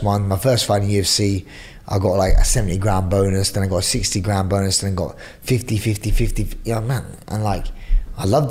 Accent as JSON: {"language": "English", "region": "London", "country": "United Kingdom", "said": "I'm from East End of London"}